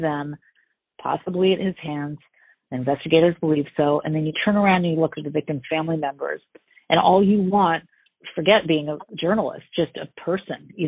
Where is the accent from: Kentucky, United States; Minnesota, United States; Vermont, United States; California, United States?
California, United States; now in Long Island, United States; I'm from California